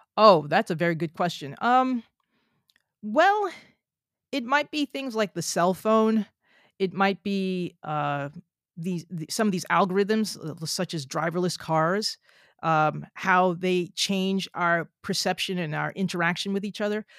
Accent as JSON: {"language": "English", "region": "New Jersey", "country": "United States", "said": "I'm from New Jersey"}